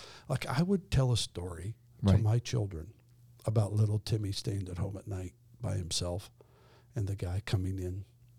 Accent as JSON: {"language": "English", "town": "Twin Falls", "region": "Idaho", "country": "United States", "tie": "born or raised there", "said": "where I grew up in Idaho, in the Twin Falls."}